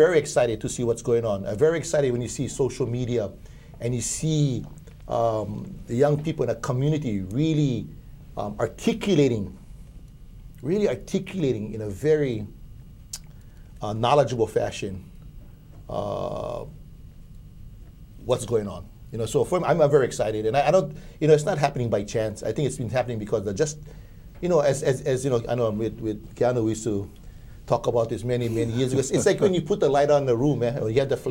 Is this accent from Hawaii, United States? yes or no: yes; Hawaii, United States; as a Hawaiian